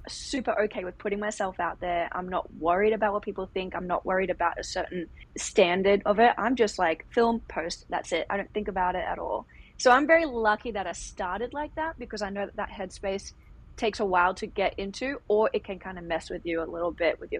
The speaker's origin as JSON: {"language": "English", "country": "Australia", "tie": "born or raised there", "moved": "as an adult", "lives_now": "Los Angeles, United States", "said": "I grew up in Australia, did all my training there."}